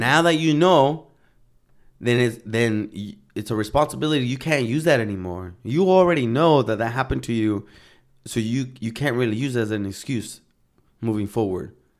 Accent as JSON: {"language": "English", "town": "Santa Ana", "region": "California", "country": "United States", "tie": "born or raised there", "moved": "as an adult", "said": "I grew up in Santana, Orange County"}